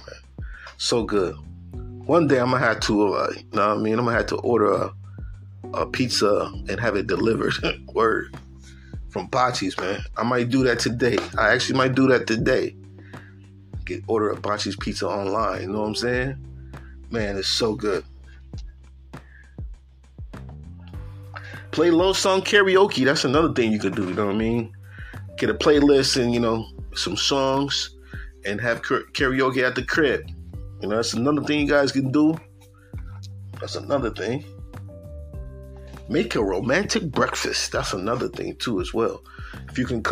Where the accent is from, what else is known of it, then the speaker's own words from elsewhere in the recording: upstate New York, United States; I'm from New York. They're like, oh, you from New York City? Nah, from upstate